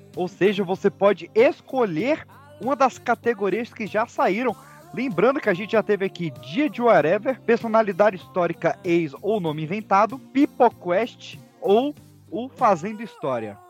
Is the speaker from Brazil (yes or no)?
yes; Brasília, Federal District, Brazil; de Brasília, eu nasci em Brasília